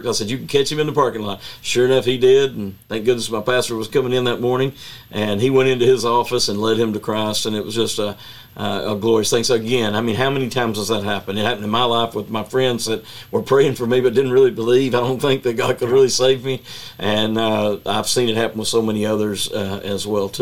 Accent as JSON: {"language": "English", "town": "Chattanooga", "region": "Tennessee", "country": "United States", "tie": "born or raised there", "said": "I grew up in Chattanooga, Tennessee, and we had race riots when I was a little boy in the 60s"}